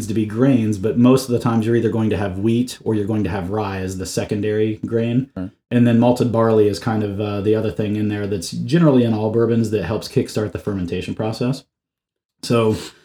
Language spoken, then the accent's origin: English; Ohio, United States; moved away; also born or lived in West Virginia; I was born in West Virginia, but I grew up in Ohio